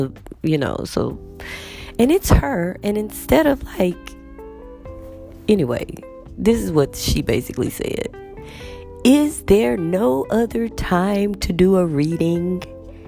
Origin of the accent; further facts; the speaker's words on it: United States; I'm from the United States